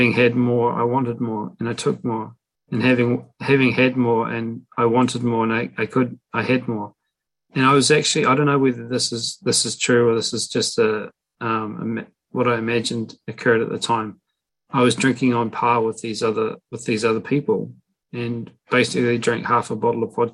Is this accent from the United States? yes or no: no; Invercargill, Southland, New Zealand; moved away; my hometown, a place called Invercargill, New Zealand. I don't live there anymore, but I used to and grew up there.